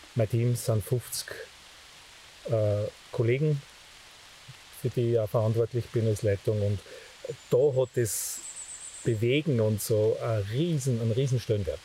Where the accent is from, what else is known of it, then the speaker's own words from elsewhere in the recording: Steyr valley, Upper Austria, Austria; Ich bin der vorletzte von acht Kindern auf dem Bauernhof, aufgewachsen im Steiertal